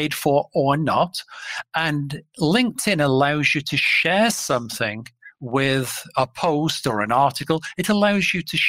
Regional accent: England, United Kingdom; moved away as an adult; now in Minneapolis, United States; from my voice, you can probably tell that I am not a Minneapolis or Minnesota native. So I'm an import from England.

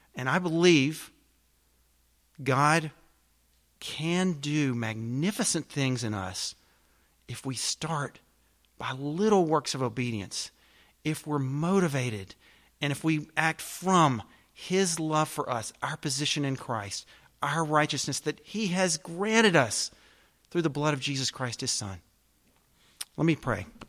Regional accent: the South, United States; I'm a Southerner

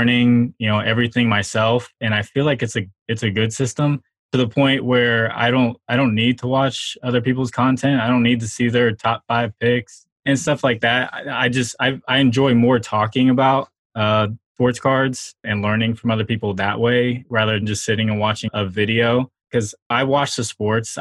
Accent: Charlotte, North Carolina, United States; I was growing up in Charlotte and everyone was Panthers fans

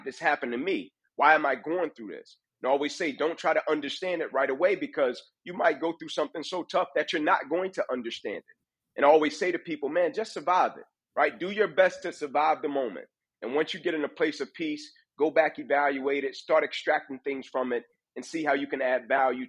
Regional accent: Atlanta, Georgia, United States; I grew up inner city Atlanta, born to a mother at 16 years old

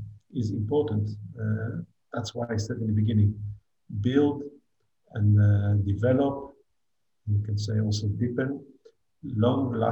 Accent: Israel; moved away as an adult; now in Abu Dhabi, United Arab Emirates; as Israelis

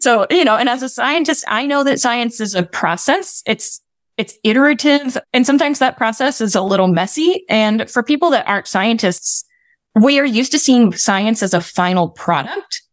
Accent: West Virginia, United States; my experience growing up in West Virginia

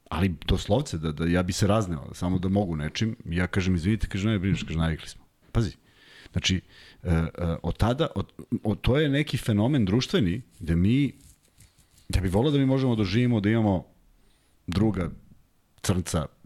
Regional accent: Belgrade, Serbia; also born or lived in Belgium; ja sam odrastao kod Vukovog spomenika i izlazio sam u taj parkić da se igram od, od nulte godine.

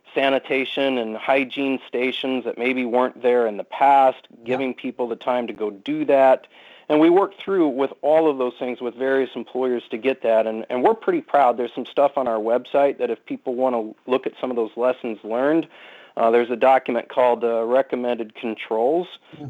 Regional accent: Iowa, United States; moved away; I was born and raised in Iowa

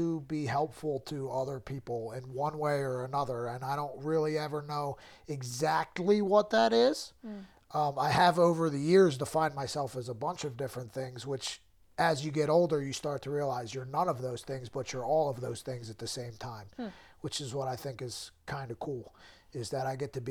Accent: Trevose, Pennsylvania, United States; I grew up in Trevo's, Pennsylvania, which is like Philly suburbs

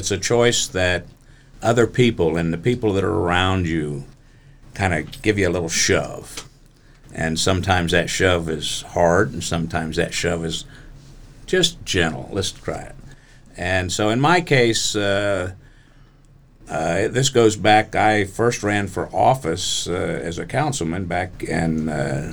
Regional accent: Beavercreek, Ohio, United States; I was raised in Beaver Creek

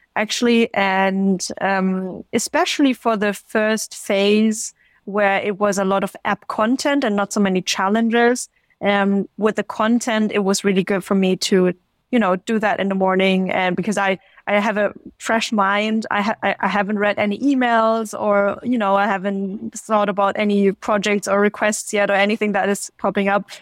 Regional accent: Stuttgart, Baden-Württemberg, Germany; also born or lived in China; I'm originally from Stuttgart, south of Germany

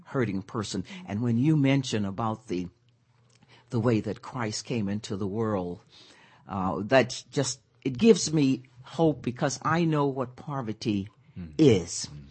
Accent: Pine Bluff, Arkansas, United States; moved away; I'm from Arkansas

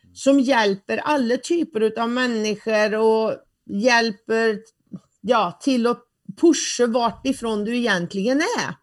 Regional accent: Värmland, Sweden; accent: Värmländska

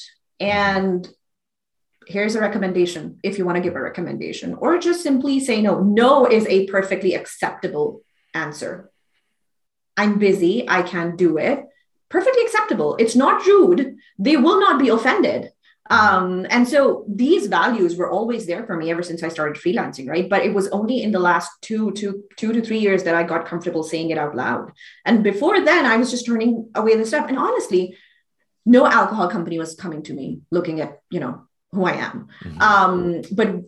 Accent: Pakistan; moved away; I grew up in Pakistan.

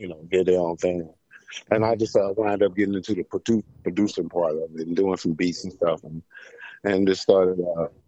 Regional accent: Cincinnati, Ohio, United States; moved away as an adult; now in Los Angeles, United States; I'm actually from Cincinnati, Ohio. I'm from Ohio

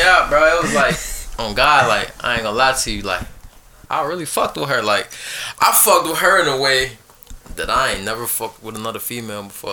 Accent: Chicago, Illinois, United States; I grew up in Chicago, um, south side of Chicago

